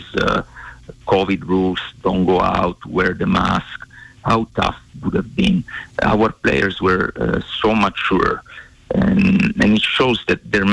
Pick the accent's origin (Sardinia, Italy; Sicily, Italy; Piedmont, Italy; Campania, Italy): Sicily, Italy; moved away as an adult; also born or lived in Bozeman, Montana; now in Arizona, United States; I come from Sicily in Italy